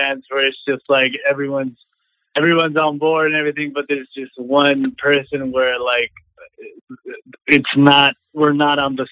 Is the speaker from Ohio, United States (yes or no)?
no; Arizona, United States; moved away as an adult; now in Los Angeles, United States; I'm from Arizona, and I moved out to LA about 4 years ago